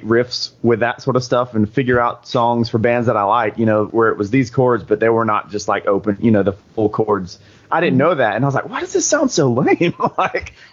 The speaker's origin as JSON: {"language": "English", "town": "Quitman", "region": "Georgia", "country": "United States", "tie": "born or raised there", "also_born_or_lived": "Valdosta, Georgia", "said": "I think I was born in Valdosta, which is right next to Quitman. I've lived here all my life"}